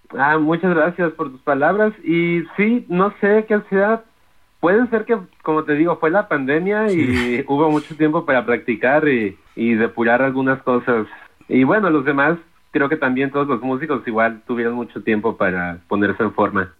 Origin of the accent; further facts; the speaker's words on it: Guadalajara, Jalisco, Mexico; now in New York, United States; Yo soy de Guadalajara